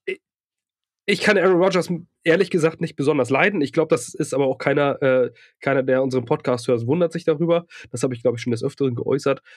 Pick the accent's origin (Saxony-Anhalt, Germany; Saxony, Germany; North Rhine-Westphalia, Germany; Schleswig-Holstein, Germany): Schleswig-Holstein, Germany; Lübeck; now in Ratzeburg, Germany; ich komme ursprünglich aus Lübeck und ähm, also aus dem nördlichen Lübeck